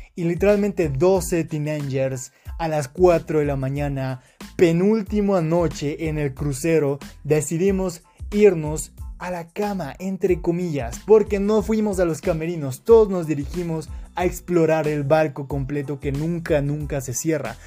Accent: Quito, Pichincha, Ecuador; soy de Quito, Ecuador

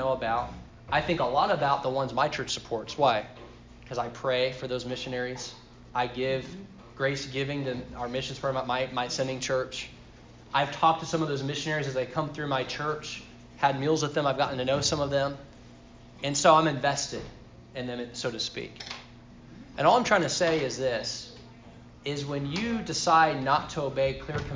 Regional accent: Sri Lanka; When I grew up in Sri Lanka, there were two Filipino families that were missionaries there.

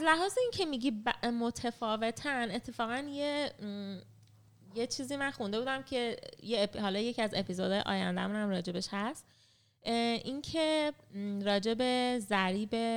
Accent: Iran; moved away as an adult; من خودم مثلا 18 سالم که بود تنهایی از خانواده رفتم از ایران

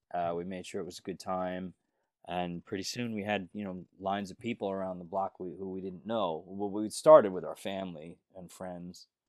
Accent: Northport, New York, United States; I grew up, uh, b, about forty to thirty something miles east of Manhattan

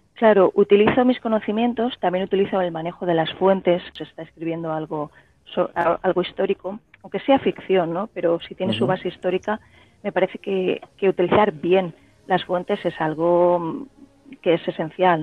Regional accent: Elche, Valencian Community, Spain; yo nací y sigo viviendo en Elche, que es una ciudad media de provincias, de la provincia de Alicante, en el sureste de España

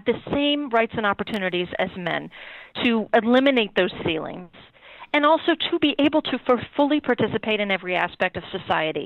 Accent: California, United States; moved away as an adult; also born or lived in San Francisco / Santa Cruz; now in East Coast, United States; I was born and raised in California, never anticipated that I would live anywhere else

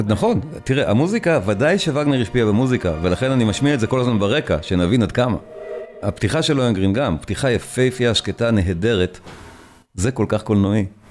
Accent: Israel; אנחנו פשוט כישראלים

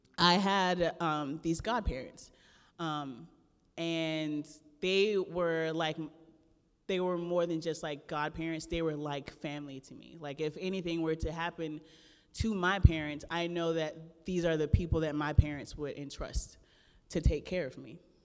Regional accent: the Everglades, South Florida, United States; I'm originally from the Everglades of South Florida

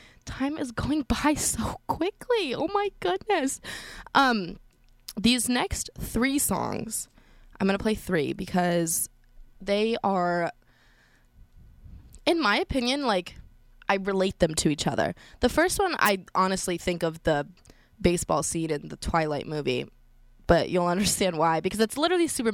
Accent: Colorado, United States; I'm from Colorado, so I'm used to, like, the snow and skiing and it being really cold

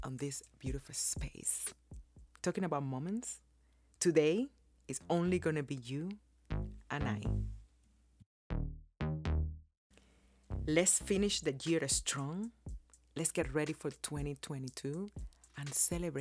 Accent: Cuba; born or raised there; now in United States

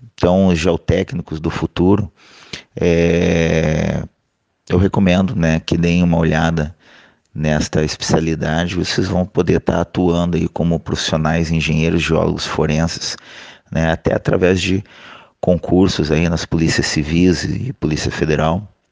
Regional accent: Santa Catarina, Brazil; moved away; also born or lived in Curitiba, Paraná / northern Brazil; eu sou catarinense

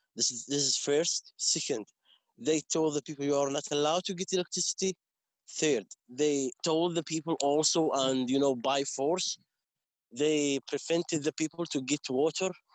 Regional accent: Umm al-Khair, West Bank, Palestine; English is a second language; also born or lived in Yatta / Hebron; I'm uh, from Omar umm Khair Village, South Hebron Hills

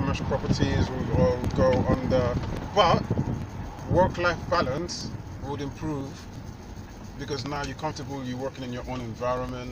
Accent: London, United Kingdom; now in New York, United States; I'm originally from London, England

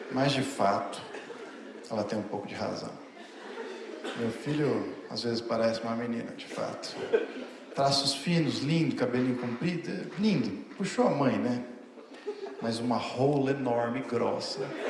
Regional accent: Osasco, São Paulo, Brazil; eu sou de Osasco

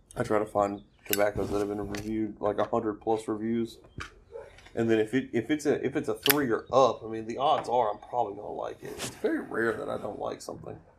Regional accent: Alabama, United States; "Alabama." Yeah, but like, where before that? It's like, no, dude, I was raised here

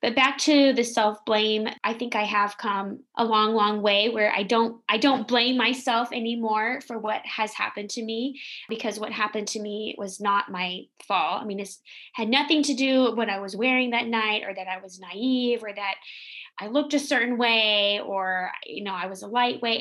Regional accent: the South, United States; I'm from the South

